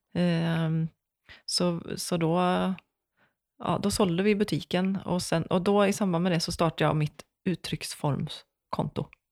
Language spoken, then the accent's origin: Swedish; Vara, Västra Götaland, Sweden; moved away as an adult; also born or lived in Skara; now in Gothenburg, Sweden; jag är från Vara